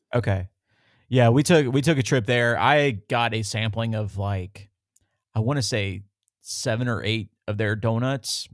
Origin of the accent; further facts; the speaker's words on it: the South, United States; growing up in the South